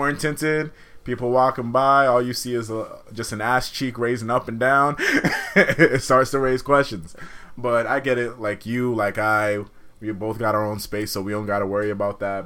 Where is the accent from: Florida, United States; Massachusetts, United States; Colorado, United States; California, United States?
Massachusetts, United States; Boston; I'm from Boston